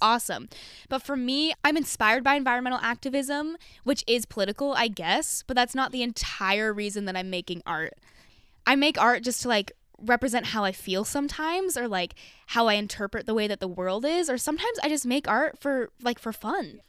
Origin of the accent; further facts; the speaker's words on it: Draper, Utah, United States; moved away as an adult; now in Los Angeles, United States; I grew up in Utah and I'm not L D S.